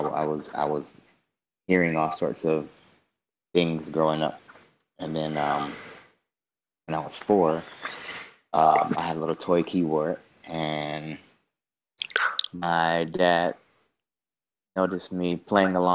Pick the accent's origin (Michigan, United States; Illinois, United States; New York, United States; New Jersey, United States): Michigan, United States; Detroit; I grew up on Detroit's east side